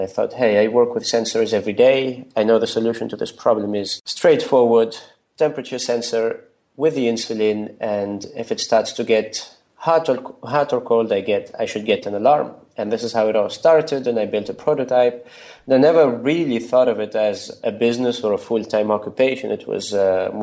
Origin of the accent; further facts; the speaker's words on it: Tunisia; moved away as an adult; also born or lived in Germany; now in Berlin, Germany; I come from Tunisia. It's a beautiful country in North Africa